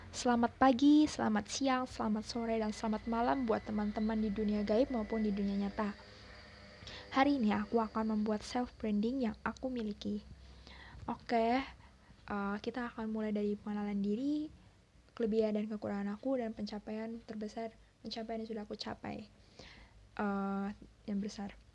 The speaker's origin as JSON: {"language": "Indonesian", "town": "Kebumen", "region": "Central Java", "country": "Indonesia", "tie": "born or raised there", "said": "aku lahir di Kebumen dan sekarang juga masih bertempat tinggal di Kebumen."}